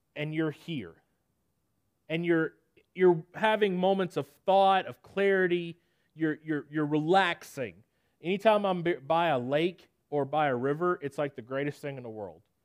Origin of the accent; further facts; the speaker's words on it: Nashville, Tennessee, United States; I'm from Nashville, Tennessee, born and raised